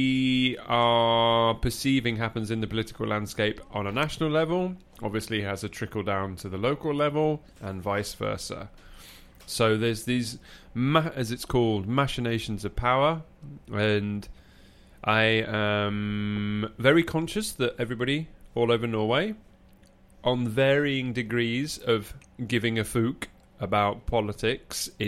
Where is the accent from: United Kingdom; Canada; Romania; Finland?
United Kingdom; England; moved away; an English person living here